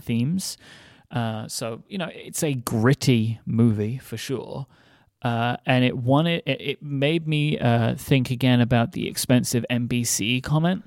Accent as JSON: {"language": "English", "country": "United Kingdom", "said": "as a British person"}